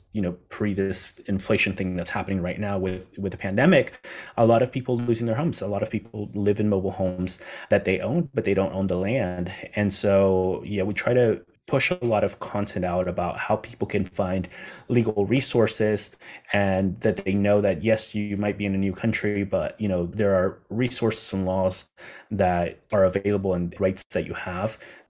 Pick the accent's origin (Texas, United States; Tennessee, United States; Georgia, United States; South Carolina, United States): South Carolina, United States; John's Island; And so we decided to host one in that place where I grew up on John's Island.